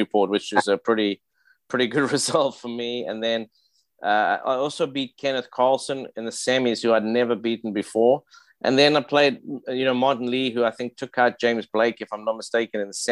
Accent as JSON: {"language": "English", "country": "South Africa", "moved": "yes", "said": "we're both South African"}